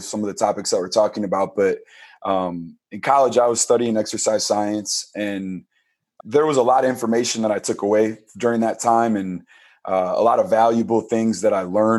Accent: Pewaukee, Wisconsin, United States; the community that I grew up in Pewaukee, Wisconsin

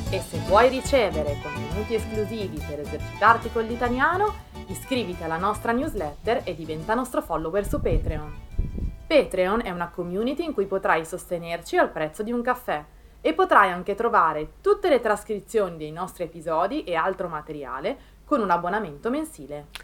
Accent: province of Milan, Lombardy, Italy; anche nel mio paese, in provincia di Milano

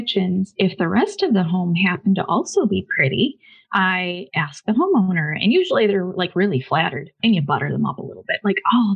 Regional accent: Buffalo, New York, United States; I'm from Buffalo, New York

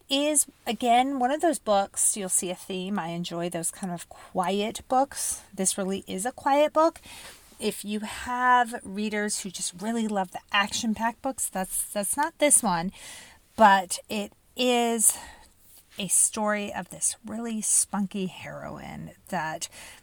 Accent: Indiana, United States; I was born and raised in Indiana

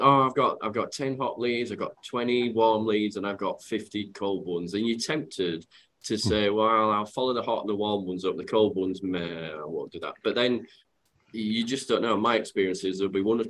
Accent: Yorkshire and the Humber, United Kingdom; accent: Yorkshire; for those that have got my accent, they'll know that I'm from Yorkshire

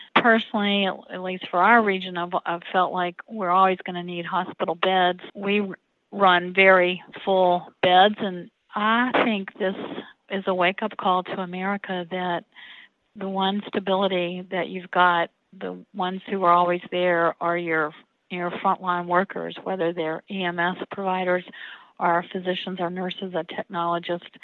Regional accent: Roanoke, Virginia, United States; I was born here in Roanoke

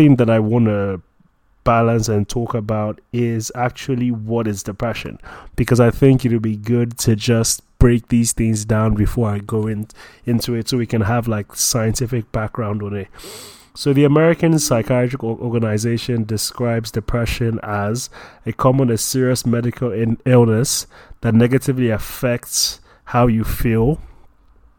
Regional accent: Nigeria; I'm a Nigerian, I'm a Christian

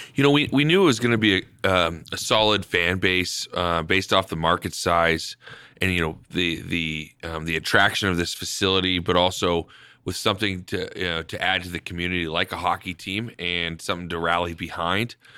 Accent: Spokane, Washington, United States; moved away as an adult; also born or lived in Canada; now in Idaho Falls, United States; I grew up in Spokane

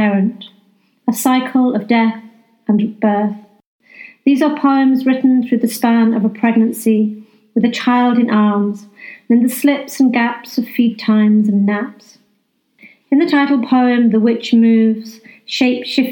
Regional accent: North Wales, United Kingdom; now in West Yorkshire, United Kingdom; I grew up in North Wales

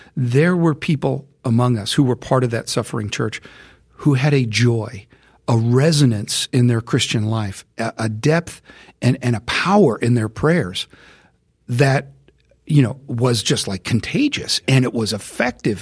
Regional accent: United States; I'm an American

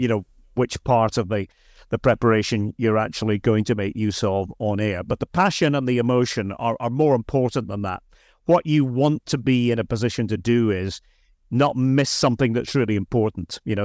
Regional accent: Aberdeen, Scotland, United Kingdom; moved away; I'm from Aberdeen, so that was the local team

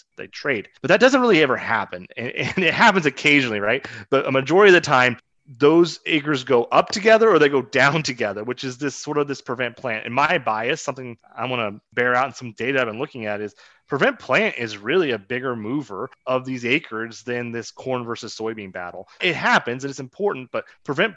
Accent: Southeast Kansas, United States; I grew up in Southeast Kansas

